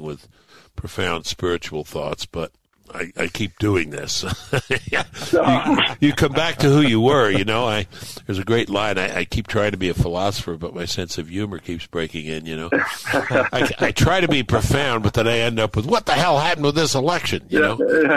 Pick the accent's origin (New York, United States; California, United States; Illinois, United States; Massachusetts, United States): New York, United States; New York City; where I grew up in Brooklyn